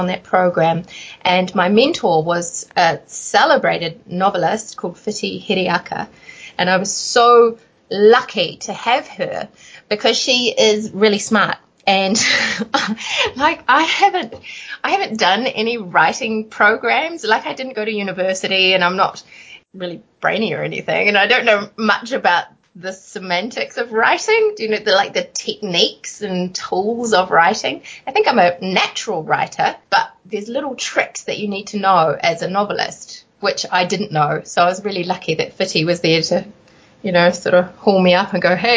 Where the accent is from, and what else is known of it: New Zealand